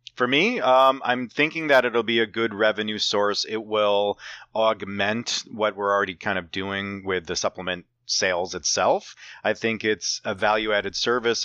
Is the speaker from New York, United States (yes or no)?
yes; Saugerties, New York, United States; our hometown of Saugerties, New York